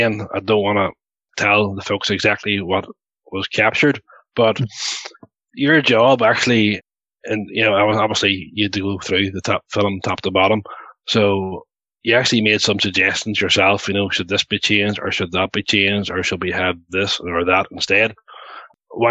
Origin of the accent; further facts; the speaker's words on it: Ireland; we're all Irish guys.